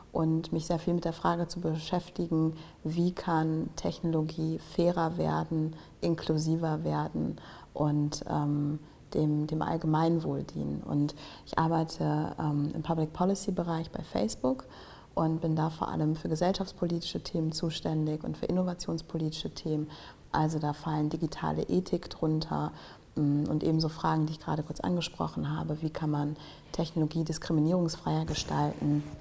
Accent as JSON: {"language": "German", "country": "Germany", "tie": "born or raised there", "said": "ich bin ähm, Afrodeutsche. Mein Vater kommt aus Ghana, meine Mutter ist aus Deutschland. Ähm, ich bin größtenteils hier in Deutschland aufgewachsen"}